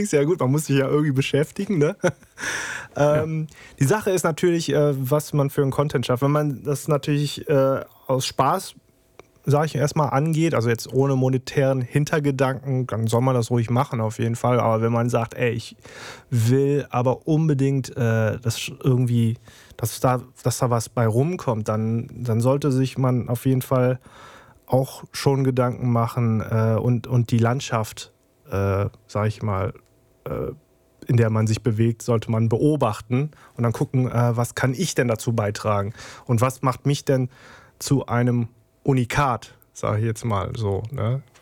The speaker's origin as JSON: {"language": "German", "town": "Trier", "region": "Rhineland-Palatinate", "country": "Germany", "tie": "born there", "said": "ich bin 37, werde bald 38, äh, bin gebürtiger Trierer"}